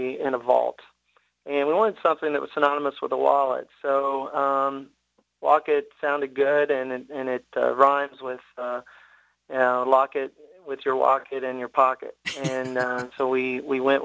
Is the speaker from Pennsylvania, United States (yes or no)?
no; Tennessee, United States; born and raised in Tennessee, you're a Vol for life